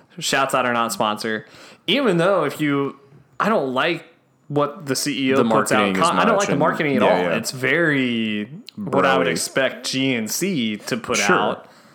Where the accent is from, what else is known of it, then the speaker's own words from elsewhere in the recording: Texas, United States; as a Texan